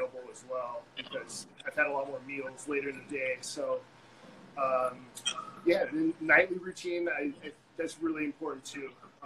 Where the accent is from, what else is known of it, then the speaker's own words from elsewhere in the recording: San Diego, California, United States; So I grew up in San Diego, lived with both of my parents